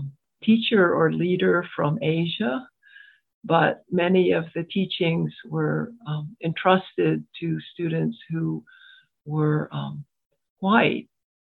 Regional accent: Washington, District of Columbia, United States; also born or lived in Boulder, Colorado; now in Philadelphia, United States; I grew up, as many of you might know, in Washington, D.C., where there's not a lot of, at that time, there weren't a lot of Asians. It wasn't like California. So I'm between second and third generation, Asian

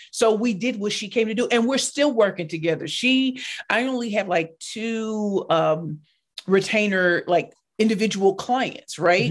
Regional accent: St. Louis, Missouri, United States; I grew up in Saint Louis, Missouri in the hood

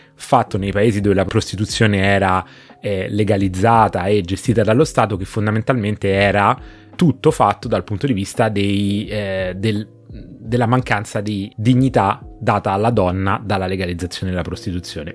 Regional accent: Rome, Lazio, Italy; questo non lo dico da romano e comunque Beppe ti dico che noi romani siamo

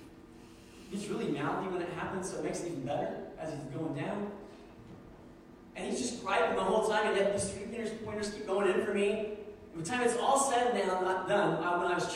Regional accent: Indiana, United States; we grew up in Indiana

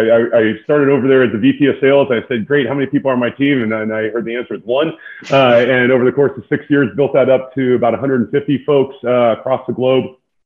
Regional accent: the Bay Area in California, United States; moved away as an adult; also born or lived in San Antonio, Texas; I grew up in the Bay Area in California, went to school at a small university in San Antonio, Texas called Trinity.

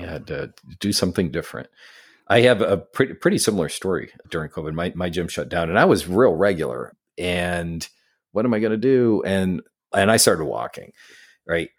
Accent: Syracuse, New York, United States; now in New York City, United States; I grew up in Syracuse, New York

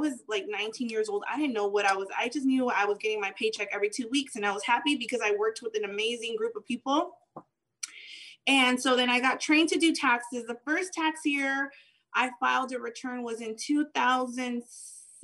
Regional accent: San Gabriel Valley, California, United States; also born or lived in Tijuana, Baja California, Mexico; I was born in Tijuana, Baja California. I was brought into the States when I was, I think, about a year or so. So I grew up here

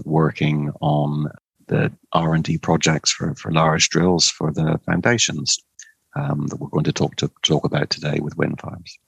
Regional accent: Cornwall, South West England, United Kingdom; I was born and brought up in Cornwall

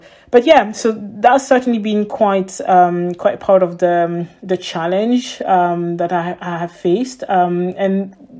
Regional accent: Ethiopia; English is a second language; I was raised in Ethiopia, so English was pretty much around me.

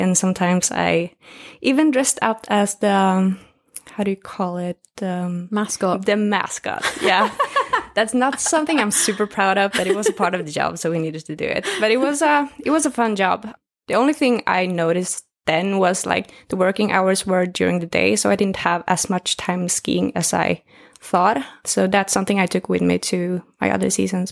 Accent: northern Sweden, Sweden; moved away as an adult; now in Stockholm, Sweden; I grew up in northern Sweden uh, in a super small town

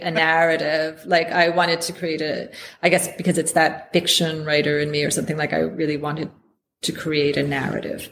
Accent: United States; moved away as an adult; now in United Kingdom; me as an American

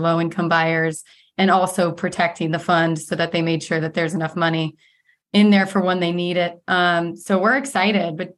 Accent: Ohio, United States; now in Arizona, United States; I'm from Ohio

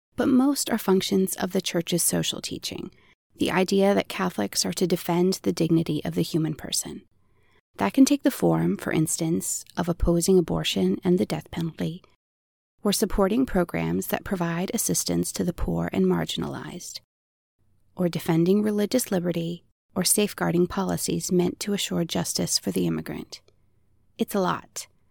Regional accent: Maryland, United States; I come from a very Republican, very politically active family in Maryland. My grandfather held public office and my family helped with his campaigns, so I grew up surrounded by the trappings and talk of political life

